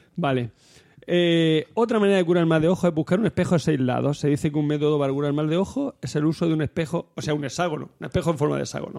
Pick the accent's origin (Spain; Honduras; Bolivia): Spain; Almería, Andalusia; de allí, del mi pueblo, de Almería